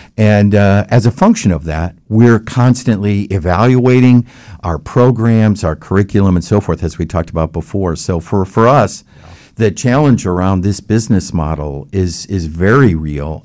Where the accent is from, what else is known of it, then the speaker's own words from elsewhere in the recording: Palatine, Illinois, United States; moved away as an adult; also born or lived in Baton Rouge, Louisiana / Texas; now in Orlando, United States; I grew up in the Midwest in the Chicago area